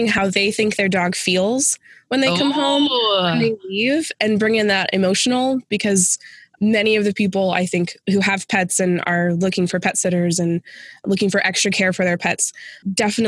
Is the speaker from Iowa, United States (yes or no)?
no; Phoenix, Arizona, United States; moved away as an adult; also born or lived in rural Western Pennsylvania; now in Western Pennsylvania, United States; I'm originally from Phoenix and made the move to be with my husband's family